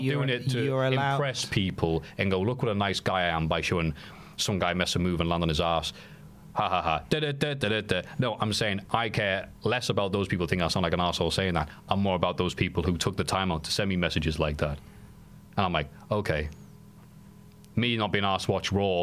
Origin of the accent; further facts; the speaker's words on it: United Kingdom; accent: British; with my fine British accent